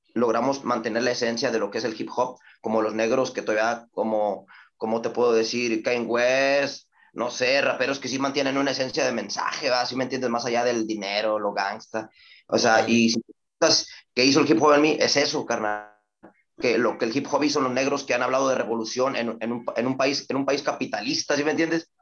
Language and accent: Spanish; Reynosa, Tamaulipas, Mexico; also born or lived in Ciudad Victoria, Tamaulipas; Yo soy de Ciudad Victoria, yo nací en Ciudad Victoria, me trajeron muy niño a Reynosa y Reynosa es mi vida